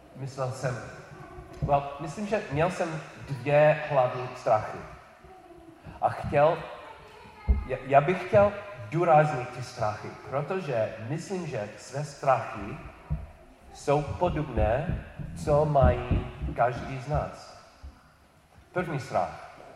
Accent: New York City, New York, United States; Czech is a second language; moved away; narodil jsem se v New York, New York City

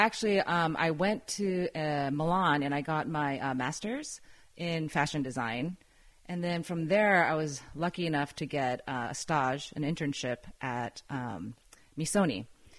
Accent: Tokyo, Japan; It was amazing. Yeah. I mean, Tokyo in general is just, you know, it's a big city, but it's very clean and organized and it was very safe at the time.

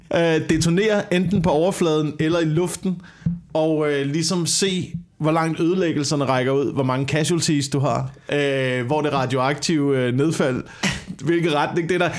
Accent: Korsør, Zealand, Denmark; da jeg voksede op i Kutø- Korsør

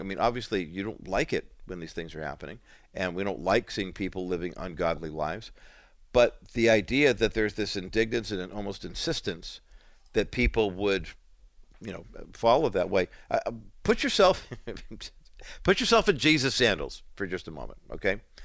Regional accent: California, United States; accent: Californian; I grew up in America, I speak Californian

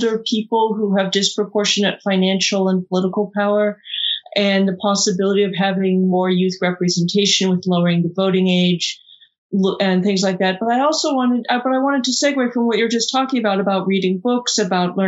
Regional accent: California, United States; I'm from California

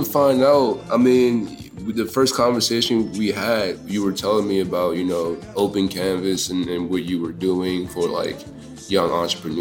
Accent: Prince George's County, Maryland, United States; now in Washington, D.C., United States; I'm from PG County, Maryland, but it's like DMV, DC, it's like the same thing

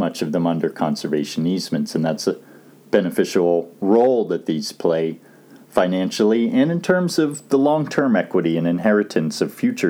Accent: southeastern Pennsylvania, United States; As a child growing up in Pennsylvania, southeastern Pennsylvania to be exact, in the drainage basin of the East Brandywine River

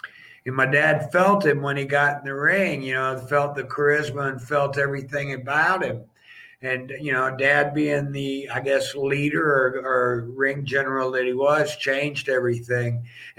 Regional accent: Tampa, Florida, United States; born there; because I was born in Tampa, Florida.

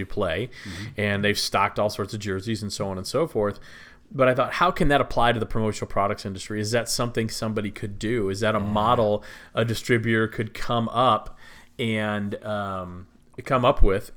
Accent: Texas, United States; I am from Texas, grew up there

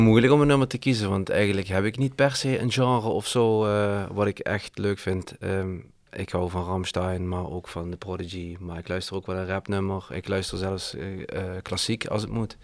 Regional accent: Heerlen, Limburg, Netherlands; ik, ik woonde op Heerle Heide

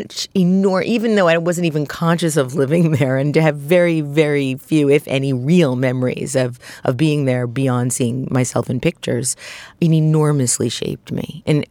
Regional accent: Brooklyn, New York, United States; I, too, was brought up in Brooklyn. I come from Eastern European Jews. I'm very Russian Romanian.

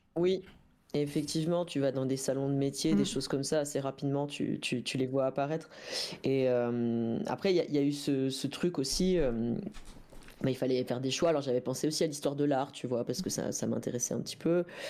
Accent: Dole, Bourgogne-Franche-Comté, France; moved away; j'ai grandi dans le Jura, tu vois, à Dole

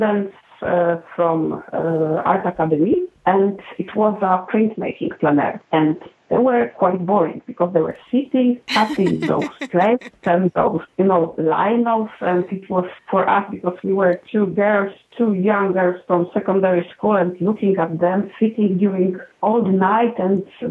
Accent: a small village close to Wrocław, Lower Silesian Voivodeship, Poland; So I grew up in Poland, actually in a small village quite close to the city, Wrocław, that I work right now

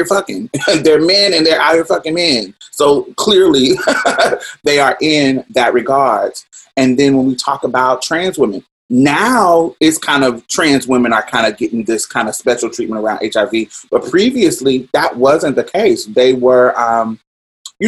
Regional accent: Indianapolis, Indiana, United States; growing up in Indianapolis, young in my teens

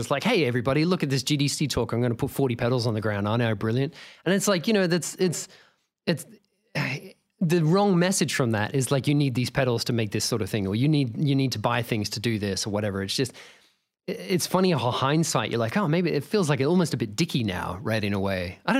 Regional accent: Australia; So we were both talking about growing up in Australia

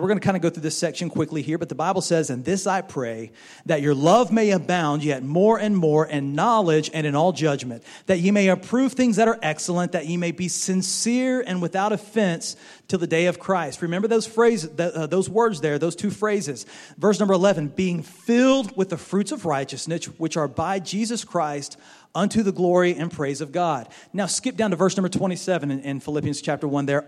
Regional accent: Baton Rouge, Louisiana, United States; moved away as an adult; also born or lived in Florida; now in Mississippi, United States; When we were growing up, we grew up in Baton Rouge over there in Louisiana

